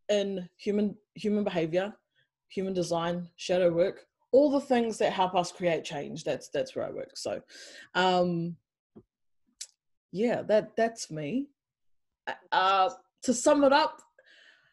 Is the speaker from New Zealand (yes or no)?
yes; New Zealand; moved away as an adult; also born or lived in England; now in Melbourne, Australia; I grew up in New Zealand for most of my life.